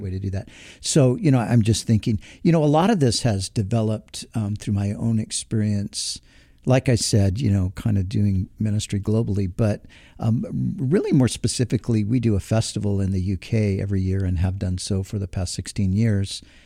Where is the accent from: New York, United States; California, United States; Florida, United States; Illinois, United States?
California, United States; Southern; somebody who is born and raised in Southern California